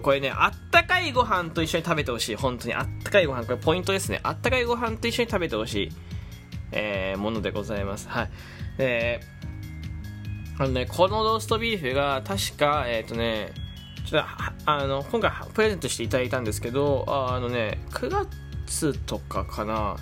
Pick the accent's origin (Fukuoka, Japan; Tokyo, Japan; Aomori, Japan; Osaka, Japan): Fukuoka, Japan; 僕福岡の人間なんですけど